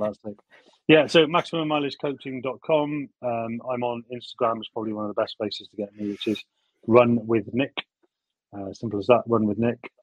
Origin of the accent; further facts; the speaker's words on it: Abergavenny, Wales, United Kingdom; accent: southwesty ish; now in Bath, United Kingdom; I I'm from Abergavenny in South Wales originally.